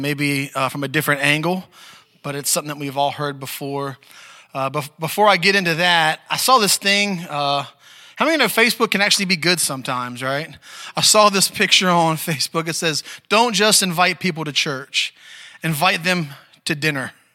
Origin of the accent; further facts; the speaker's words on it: Maryland, United States; moved away; I'm from Maryland originally too